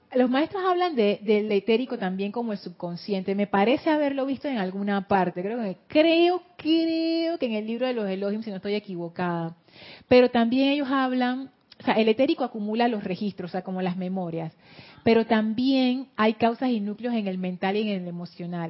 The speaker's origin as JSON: {"language": "Spanish", "town": "Panama City", "region": "Panamá", "country": "Panama", "accent": "Panama City", "said": "Yo hablo con el acento de Ciudad de Panamá pero no es que yo inventé ese acento, yo aprendí a hablar con ese acento"}